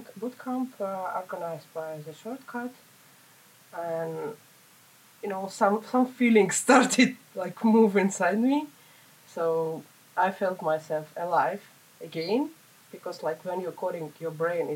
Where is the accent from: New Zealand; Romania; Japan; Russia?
Russia; Saint Petersburg; moved away as an adult; now in Finland; I'm from St. Petersburg, Russia, and I came here 2.5 years ago.